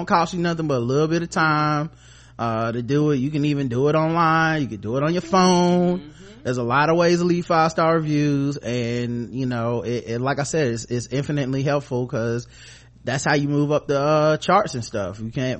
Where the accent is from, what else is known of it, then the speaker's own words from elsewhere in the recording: Los Angeles, California, United States; I grew up in South Central LA.